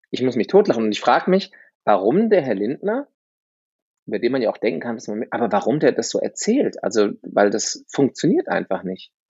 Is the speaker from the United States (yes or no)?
yes; United States; ich bin halber Amerikaner